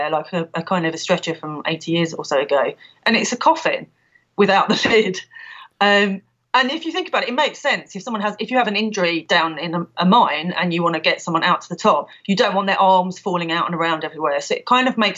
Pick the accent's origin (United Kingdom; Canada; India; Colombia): United Kingdom; London; now in Ludlow, United Kingdom; I'm from London originally, as I'm sure listeners will be able to tell from my accent